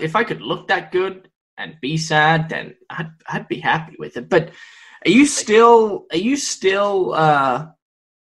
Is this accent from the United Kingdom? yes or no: no; Victoria, Australia; now in United States; My home state of Victoria